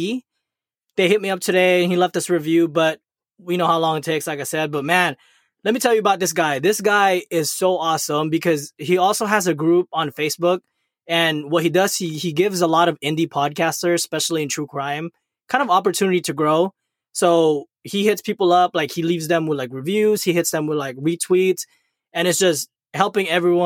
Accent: National City, California, United States; Growing up in National City.

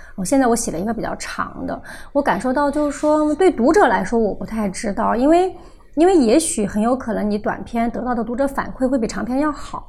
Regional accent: Sichuan, China; moved away; 可是回到四川，我就感觉整个人所有的人都瘫倒状态

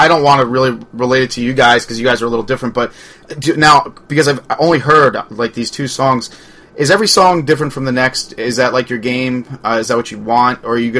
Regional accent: Port Jefferson, New York, United States; moved away; I grew up on Long Island, Port Jeff

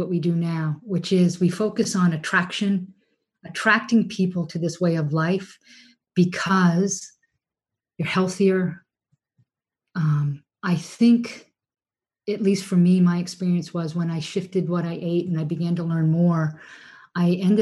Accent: New England, United States; We grew up here in New England in a very dairy heavy, very, you know, people hunt people.

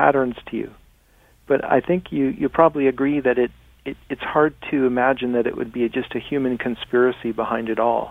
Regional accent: Laguna Beach, California, United States; I was born in Laguna Beach, California, which is at 33 degrees 30 minutes north

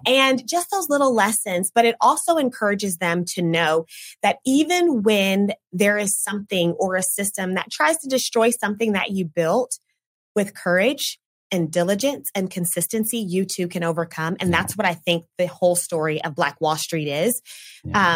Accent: Oklahoma City, Oklahoma, United States; moved away as an adult; now in Tulsa, United States; I grew up in the Oklahoma City area and then I came here

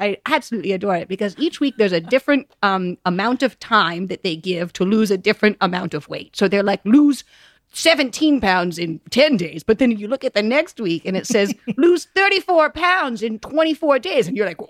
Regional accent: Rowayton, Connecticut, United States; I'm from Rowayton, Connecticut.

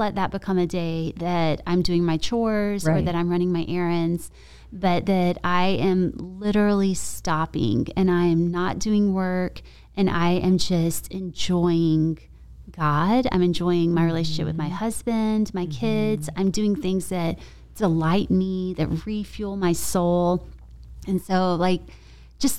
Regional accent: Columbia, South Carolina, United States; also born or lived in Charleston, South Carolina; I grew up in South Carolina. Okay. And Columbia

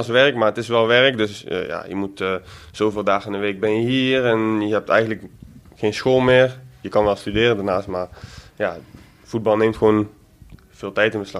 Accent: Eindhoven, North Brabant, Netherlands; ik kom uit Eindhoven dus en altijd voor PSV geweest

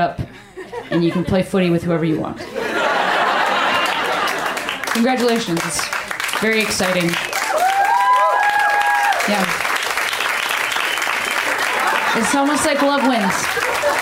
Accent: Chicago, Illinois, United States; moved away; I'm from Chicago, a city with two baseball teams. One of them is the baseball team I grew up with, the Cubs

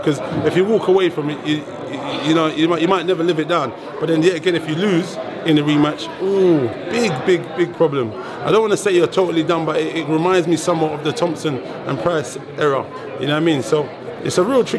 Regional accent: England, United Kingdom; As an English guy

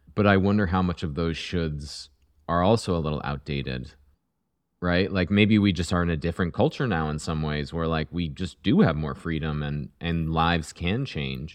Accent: Vermont, United States; moved away; I grew up in Vermont

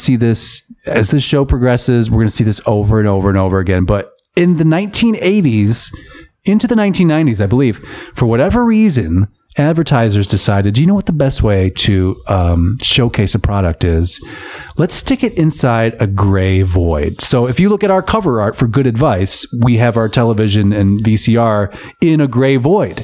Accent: Michigan, United States; Michigan product, by the way, my home state.

